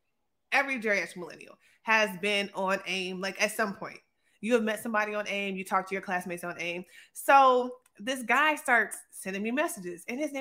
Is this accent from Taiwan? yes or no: no; Hampton, Virginia, United States; I am from Hampton, Virginia, the 757, home of the greatest athletes, artists, you know, producers, whatever you want, everything.